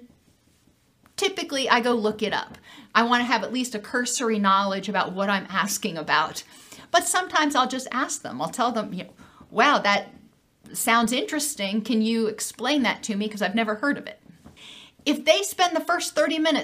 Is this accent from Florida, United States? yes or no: yes; Gainesville, Florida, United States; I'm from Gainesville.